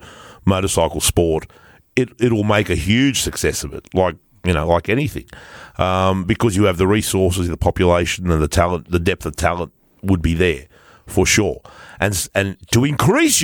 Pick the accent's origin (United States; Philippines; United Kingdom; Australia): Australia; We don't have a culture in Australia. But we've adopted American.